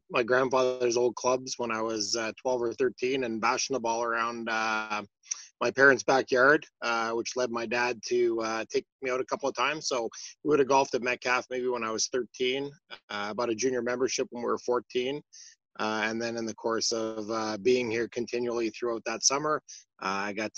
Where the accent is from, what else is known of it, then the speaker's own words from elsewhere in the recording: Russell, Ontario, Canada; So I grew up in Russell throughout those years. So we lived in Russell until the time I went to university.